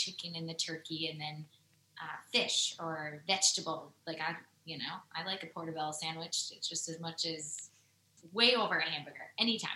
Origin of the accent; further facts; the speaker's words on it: Wisconsin, United States; moved away as an adult; now in Nashville, United States; because I grew up there, I think that's like where my core support system is